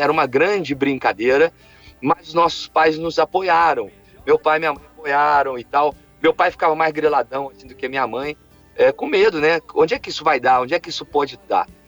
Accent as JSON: {"language": "Portuguese", "town": "Alfenas", "region": "Minas Gerais", "country": "Brazil", "said": "eu sou, eu sou, do interior, uma cidade do interior, de Minas Gerais, que chama Alfenas"}